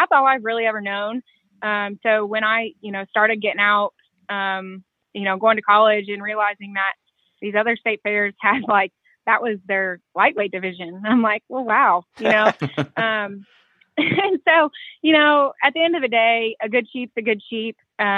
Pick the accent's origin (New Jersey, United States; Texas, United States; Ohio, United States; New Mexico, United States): Ohio, United States; I grew up in Ohio